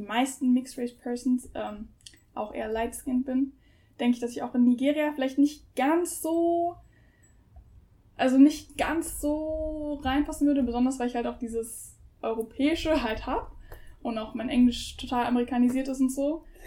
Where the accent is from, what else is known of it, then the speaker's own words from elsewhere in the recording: Germany; ich bin auch ausschließlich in Deutschland aufgewachsen, bin hier geboren, sozialisiert